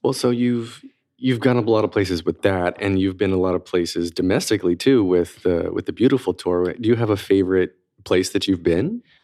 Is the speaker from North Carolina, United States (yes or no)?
yes; North Carolina, United States; now in New York, United States; I'm from tiny part of North Carolina, and growing up in North Carolina